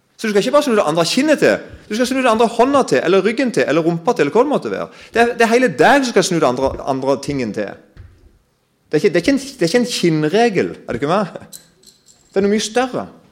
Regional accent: Kristiansand, Agder, Norway; Jeg kommer jo fra Kristiansand-området

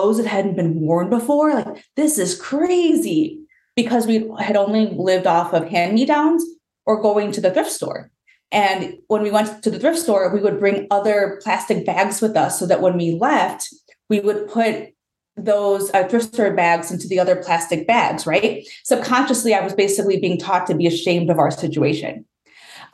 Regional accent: Chicago, Illinois, United States; I am born and raised in Chicago

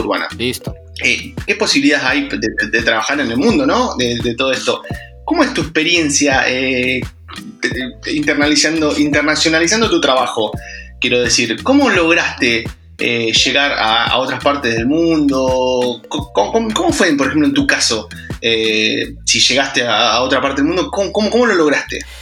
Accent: Argentina; yo, yo soy, argentino eh, y trabajo casi nada para Argentina

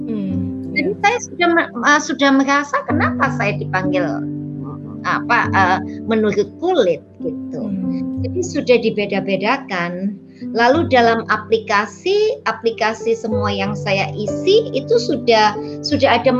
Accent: Indonesia; now in New York, United States; saya asli Indonesia, uh, tapi sudah menetap di uh, negara paman, paman Sam. Saya di New York sudah uh, sudah hampir 20 tahun.

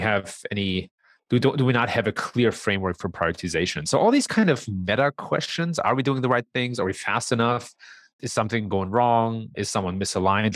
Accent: Germany; moved away as an adult; also born or lived in San Francisco Bay Area, United States; now in Chicago, United States; I was actually born and raised in Germany

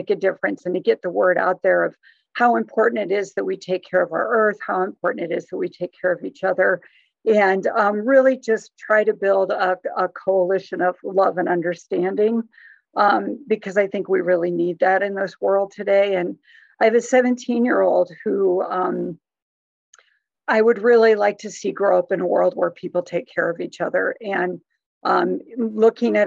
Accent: Iowa, United States; also born or lived in New Jersey / Wisconsin; I was born and raised mostly in Iowa. I was actually born in New Jersey, but raised in Iowa and Wisconsin

